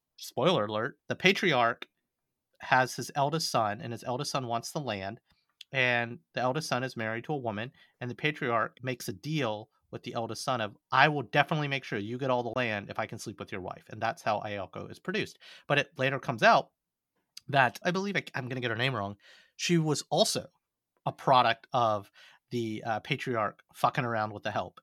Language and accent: English; Alabama, United States; I'm from Alabama